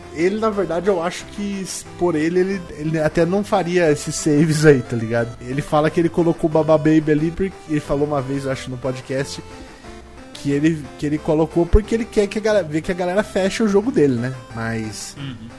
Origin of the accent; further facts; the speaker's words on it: Sorocaba, São Paulo, Brazil; de Sorocaba